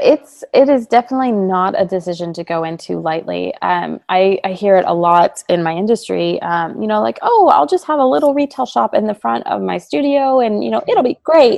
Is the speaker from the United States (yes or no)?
yes; Texas, United States; moved away as an adult; also born or lived in Savannah, Georgia; now in San Antonio, United States; I'm originally from Texas